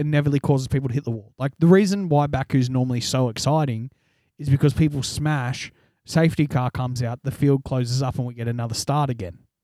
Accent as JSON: {"language": "English", "country": "Australia", "said": "we're Australian"}